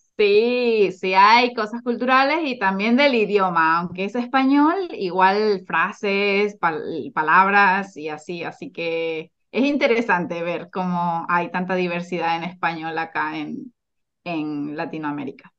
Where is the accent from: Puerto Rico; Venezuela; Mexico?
Venezuela; now in Chile; soy de Venezuela y también soy chilena. Actualmente vivo en Chile